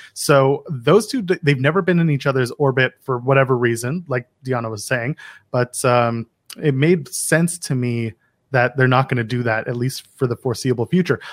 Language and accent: English; Ottawa, Ontario, Canada; now in Toronto, Canada; I grew up in Ottawa